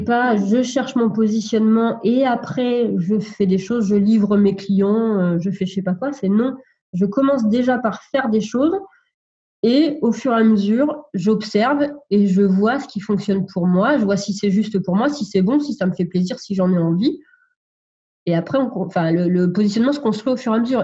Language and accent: French; Sologne, Centre-Val de Loire, France; je suis originaire de la Sologne, c'est le centre de la France